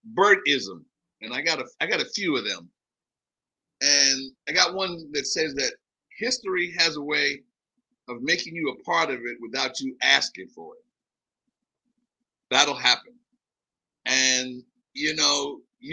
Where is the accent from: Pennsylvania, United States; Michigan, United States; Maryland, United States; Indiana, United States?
Pennsylvania, United States; Philadelphia; moved away as an adult; also born or lived in New York; a hood rat from West Philly